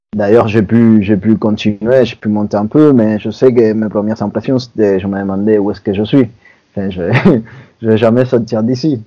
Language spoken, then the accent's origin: French; Cuba; now in France; je viens de Cuba